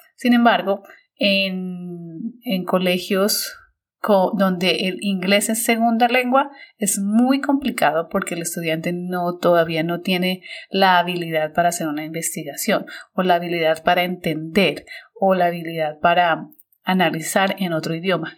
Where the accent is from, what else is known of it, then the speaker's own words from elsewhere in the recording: Colombia; moved away as an adult; also born or lived in United States; now in China; cuando yo salí de Colombia